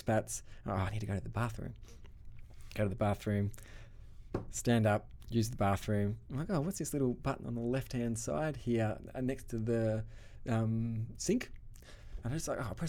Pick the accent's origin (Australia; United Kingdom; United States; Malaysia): Australia; accent: Australian; Australian accent. My accent is strong